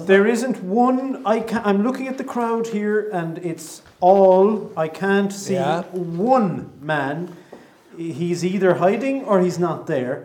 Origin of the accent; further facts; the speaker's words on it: Ireland; as Irish people